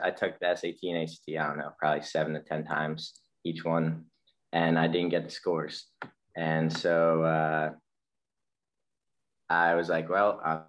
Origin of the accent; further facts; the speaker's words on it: United States; We're American.